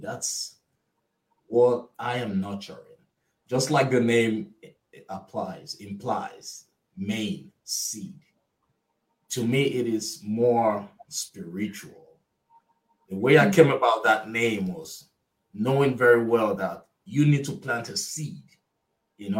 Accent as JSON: {"language": "English", "country": "Nigeria", "tie": "born or raised there", "moved": "as an adult", "lives_now": "United States", "said": "I'm originally from Nigeria. I was raised, I attended high school, college in Nigeria"}